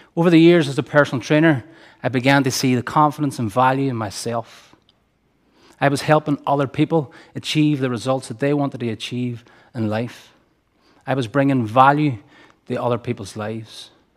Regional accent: Derry, Northern Ireland, United Kingdom; I grew up here in Derry, in Gaeilge, in one of the most economically deprived areas of the city

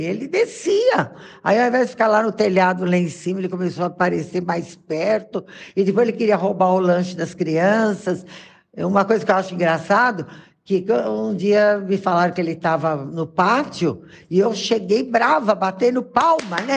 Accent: São Paulo, Brazil; moved away as an adult; now in Caieiras, Brazil; Eu nasci em São Paulo, na cidade de São Paulo, lá no bairro de Tucuruvi

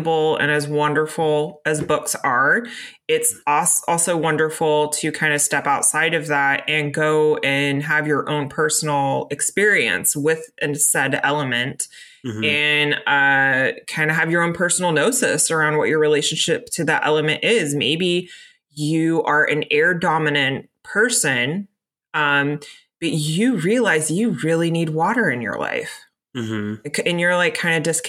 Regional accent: Florida, United States; now in Pacific Northwest, United States; I grew up in Florida. I grew up in a hurricane zone

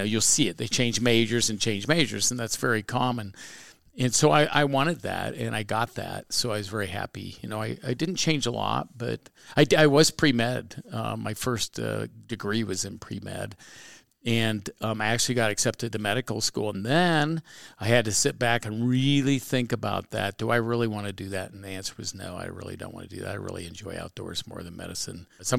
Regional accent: Indiana, United States; in Indiana, which is a spectacular place. I mean, people go, oh, it's the Midwest.

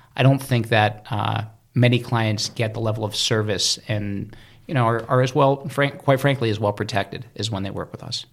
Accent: Cleveland, Ohio, United States; moved away as an adult; also born or lived in New York City; I was born in Cleveland, Cleveland, Ohio

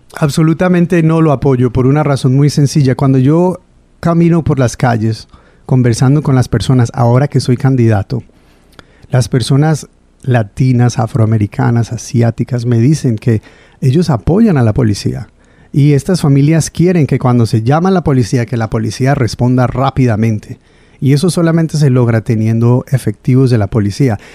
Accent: Providence, Rhode Island, United States; also born or lived in Pawtucket / North Providence; Yo nací aquí en Providence en el año mil novecientos setenta y cuatro

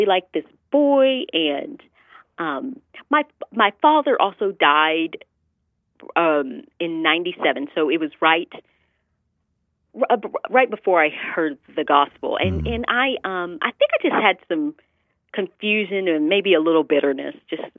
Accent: the South, United States; growing up in the South, I had a great childhood, but I definitely experienced some blatant racism

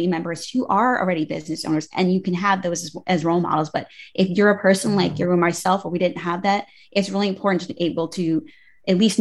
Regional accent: United States; I grew up right outside of New York

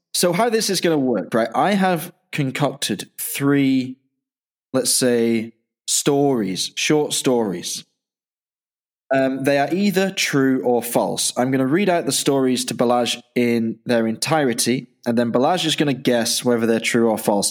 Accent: Manchester, North West England, United Kingdom; moved away; also born or lived in Dublin, Ireland / Yorkshire; a kid growing up in Manchester

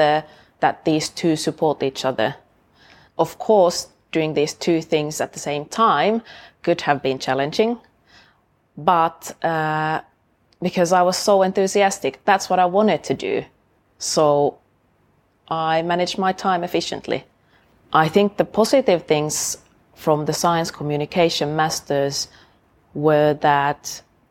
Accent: Oulu, North Ostrobothnia, Finland; moved away as an adult; now in Sheffield, United Kingdom; I went to study biology at the University of my hometown, Oulu, in Finland

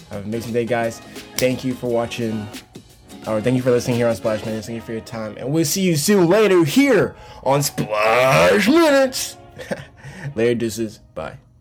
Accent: Charlotte, North Carolina, United States; I'm born and raised in North Carol, Charlotte, North Carolina

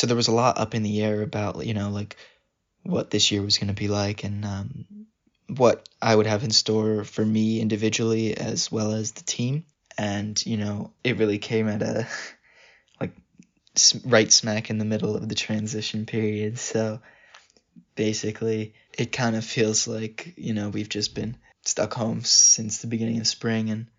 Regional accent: Denville, New Jersey, United States; I'm from Denville, New Jersey.

